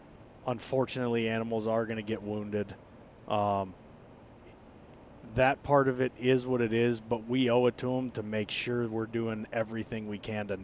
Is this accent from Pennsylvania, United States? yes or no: yes; Pittsburgh, Pennsylvania, United States; In case anybody didn't know, I was born and raised in the Berg.